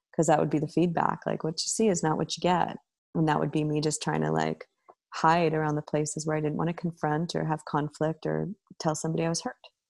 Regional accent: Canada; as a Canadian and in my family structure

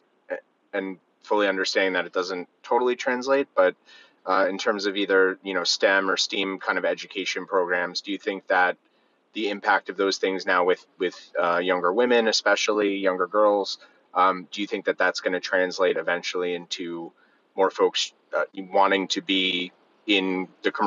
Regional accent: outside of New York, United States; growing up outside of New York

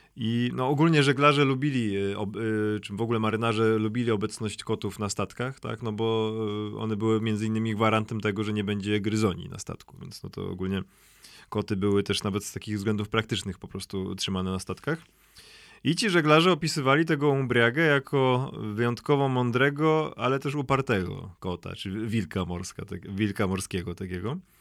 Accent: Szczecin, West Pomeranian Voivodeship, Poland; accent: Szczecin; miałem szczeciński akcent z faktu mojego rodowodu szczecińskiego

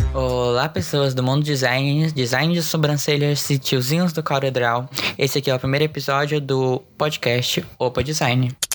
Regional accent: Goiás, Brazil; estudante de design da PUC, generalista, sou de Goiás

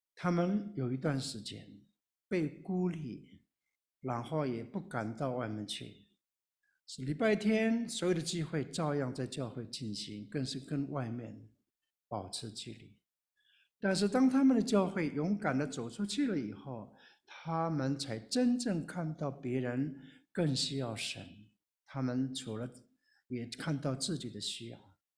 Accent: Taiwan; moved away as an adult; also born or lived in Taipei; now in Baltimore, United States; 我是从台湾来的少数民族，我是布农族

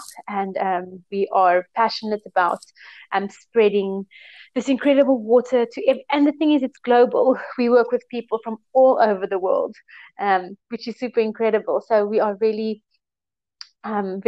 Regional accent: Cape Town, Western Cape, South Africa; moved away as an adult; also born or lived in South Korea / Thailand; Yes, I am from Cape Town, South Africa. I was born here. I grew up here.

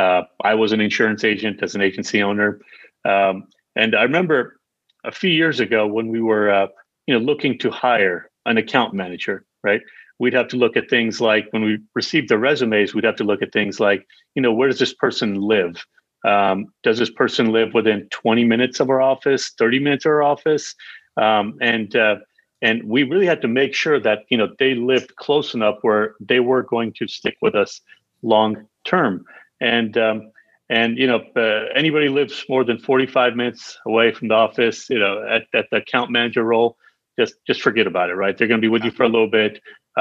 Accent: Sacramento, California, United States; I'm in Northern California. I've been here pretty much my whole life. We moved here when I was about, 7 years old. Ended up in Sacramento, California

